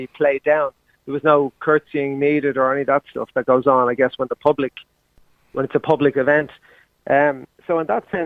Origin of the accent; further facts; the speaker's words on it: Ireland; we're actually from the Republic